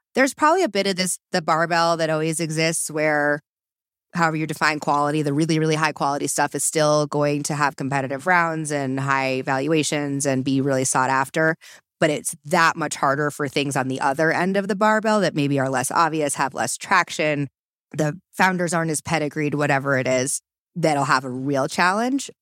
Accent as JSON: {"language": "English", "region": "East Coast", "country": "United States", "also_born_or_lived": "Boulder, Colorado", "moved": "as an adult", "said": "I'm originally from the East Coast"}